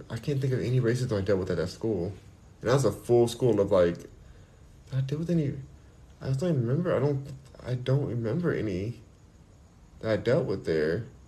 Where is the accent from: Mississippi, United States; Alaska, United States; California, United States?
California, United States; Los Angeles; I'm from Los Angeles, I'm from here, born and raised